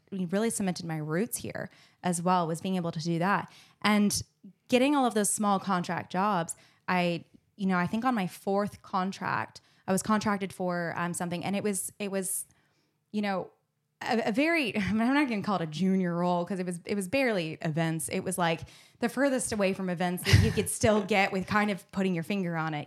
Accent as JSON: {"language": "English", "town": "Phoenix", "region": "Arizona", "country": "United States", "tie": "born or raised there", "also_born_or_lived": "Hawaii / Los Angeles / New York", "accent": "American", "moved": "as an adult", "lives_now": "Melbourne, Australia", "said": "I grew up on the West Coast in Phoenix, which is right next to California"}